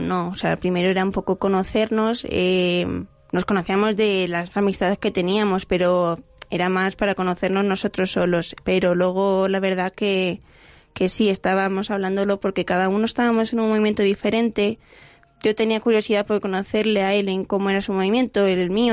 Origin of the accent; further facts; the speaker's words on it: Getafe, Community of Madrid, Spain; Vengo de Getafe. De, de aquí, de Getafe, de Madrid